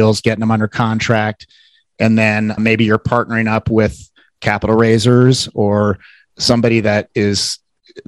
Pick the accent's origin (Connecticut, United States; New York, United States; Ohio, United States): Ohio, United States; Cincinnati; I am from Cincinnati